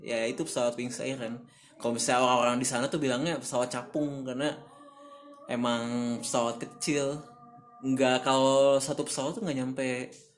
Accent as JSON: {"language": "Indonesian", "town": "Bandung", "region": "West Java", "country": "Indonesia", "tie": "born or raised there", "also_born_or_lived": "Jakarta / Sumbawa Besar", "moved": "as an adult", "lives_now": "Aceh, Indonesia", "said": "gue lahir di Bandung 24 tahun yang lalu"}